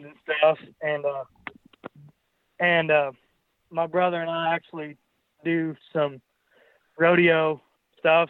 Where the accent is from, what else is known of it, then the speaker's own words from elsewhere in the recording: Mullin, Texas, United States; I grew up in Mullen, Texas, and the lamb deal's just always kind of been a part of my family